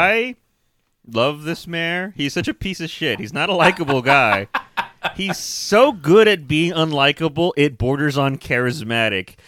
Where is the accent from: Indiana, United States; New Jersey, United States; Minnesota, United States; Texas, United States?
Texas, United States; we're from Texas